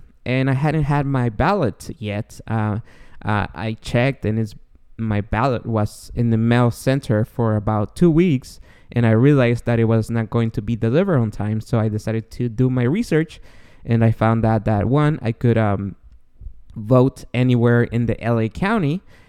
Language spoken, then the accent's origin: English; Guatemala; now in United States; I don't know if you guys know, but I'm an immigrant. I came from Guatemala in 1999, and it took me 17 long years to become a citizen of the United States.